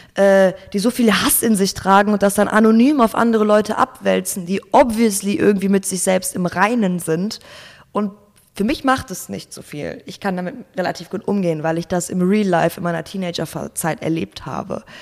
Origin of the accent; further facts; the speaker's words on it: Gelsenkirchen, North Rhine-Westphalia, Germany; moved away as an adult; now in Berlin, Germany; geboren und aufgewachsen in Gelsenkirchen, Nordrhein-Westfalen